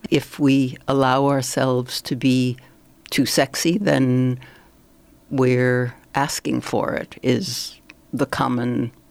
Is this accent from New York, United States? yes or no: yes; New York City, New York, United States; now in Paris, France; I was born in New York City, right.